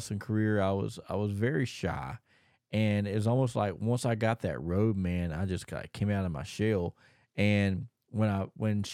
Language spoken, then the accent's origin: English; Thomasville, North Carolina, United States; Thomasville, North Carolina, my hometown where I was originally grew up